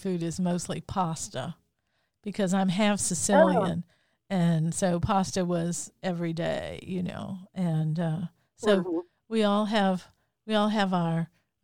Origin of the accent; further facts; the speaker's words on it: New Orleans, Louisiana, United States; I was born in New Orleans and grew up here